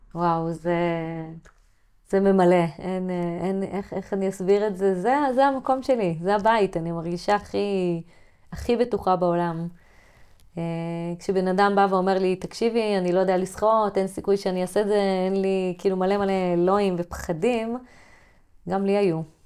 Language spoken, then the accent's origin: Hebrew; kibbutz on the Sea of Galilee, Northern District, Israel; אני גדלתי בלינה משותפת מלאה, אני הדור האחרון